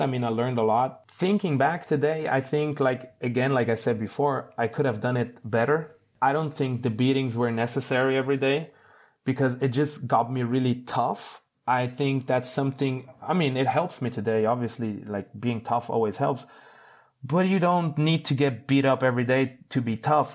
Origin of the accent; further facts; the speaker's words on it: Switzerland; I'm from Switzerland. People have, usually have a good life here.